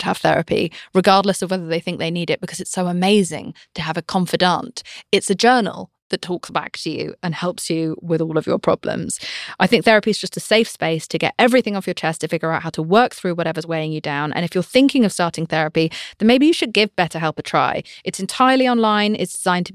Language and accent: English; United Kingdom; I'm British